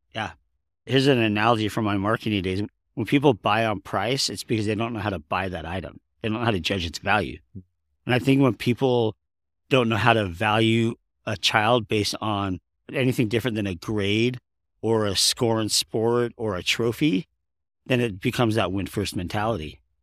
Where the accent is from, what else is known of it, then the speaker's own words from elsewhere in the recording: Southern California, United States; now in Utah, United States; I was raised in Southern California